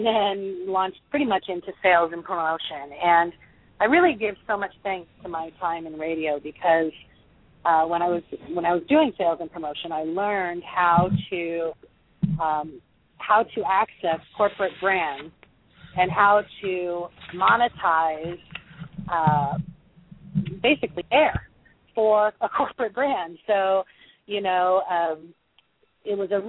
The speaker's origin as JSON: {"language": "English", "region": "California", "country": "United States", "tie": "born or raised there", "said": "I was born and raised in California"}